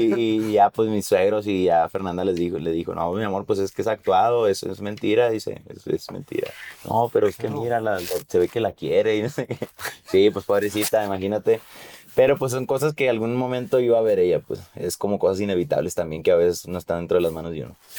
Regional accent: Mexico; lo que está pasando en mi país

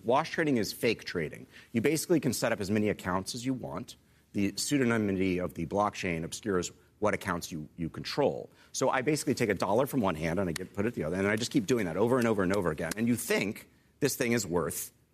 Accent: Austin, Texas, United States; I grew up in Austin, Texas.

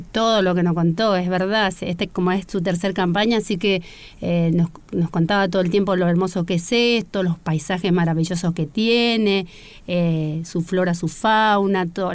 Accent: Santo Tomé, Corrientes, Argentina; now in Buenos Aires, Argentina; nací en Santo Tomé Corrientes, eh, vivo hace más de 20 años en Buenos Aires

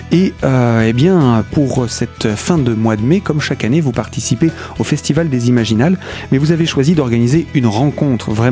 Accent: Poland; French is a second language; moved away as an adult; now in Épinal, France; Je viens de la Pologne.

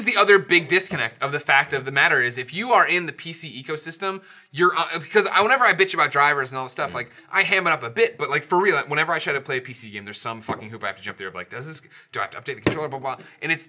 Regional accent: Chicago, Illinois, United States; moved away; I'm from Chicago

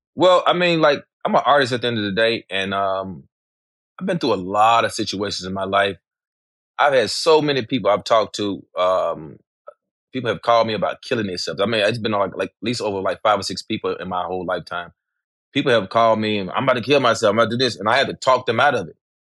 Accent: Memphis, Tennessee, United States; growing up in Memphis as a kid

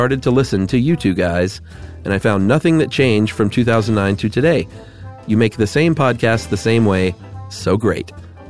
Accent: Stuttgart, Baden-Württemberg, Germany; English is a second language; I'm 23 years old and I'm from Stuttgart, Germany. I started listening to your podcast because I want to improve my English for my bachelor's degree.

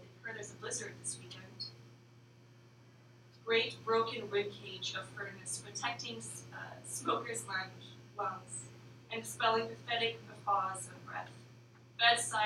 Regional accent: Florida, United States; moved away; I'm from Florida.

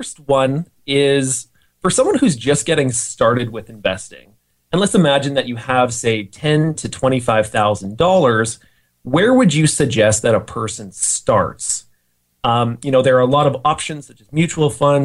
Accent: Calgary, Alberta, Canada; I'm from Calgary, Alberta, Canada

